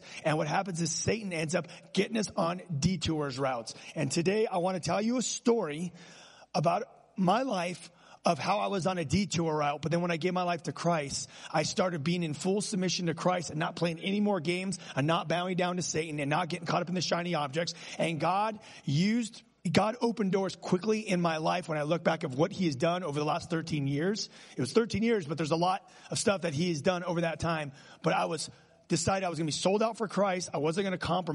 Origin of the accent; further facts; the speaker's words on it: Los Angeles, California, United States; I grew up in Los Angeles, California